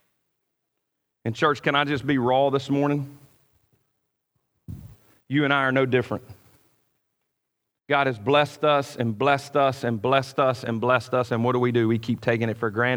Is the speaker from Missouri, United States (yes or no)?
no; near Itta Bena, Mississippi Delta, United States; I grew up in the Mississippi Delta, not far from Edobina, Mississippi